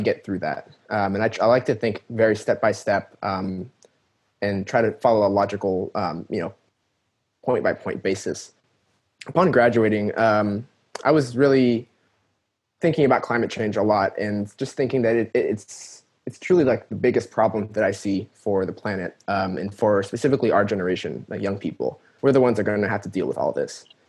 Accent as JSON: {"language": "English", "region": "California", "country": "United States", "tie": "born or raised there", "said": "I was born and raised in California."}